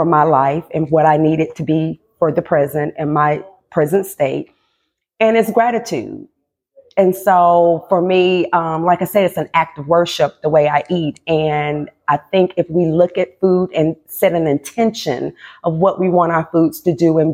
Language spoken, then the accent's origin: English; North Carolina, United States; also born or lived in Low Country, South Carolina; now in Charleston, United States; I'm born and raised in North Carolina